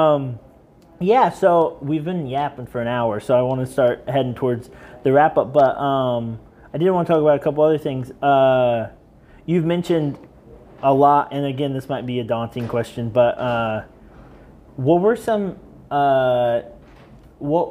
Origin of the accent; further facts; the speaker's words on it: Elwood, Indiana, United States; I'm from Elwood, Indiana